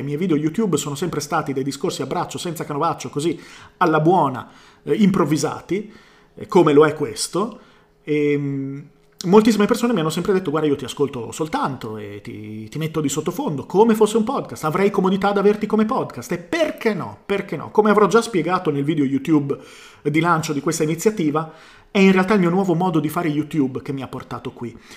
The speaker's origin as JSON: {"language": "Italian", "town": "Bologna", "region": "Emilia-Romagna", "country": "Italy", "said": "sono di Bologna"}